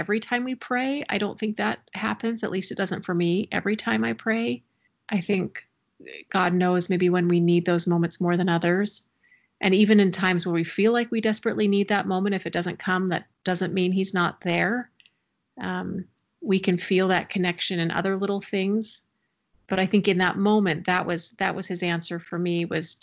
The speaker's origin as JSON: {"language": "English", "region": "Missouri", "country": "United States", "tie": "born or raised there", "moved": "as an adult", "lives_now": "Utah, United States", "said": "I grew up in Missouri"}